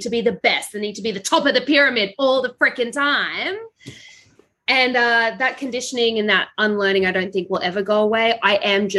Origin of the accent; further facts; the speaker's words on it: Brisbane, Queensland, Australia; I was born in Brisbane, Australia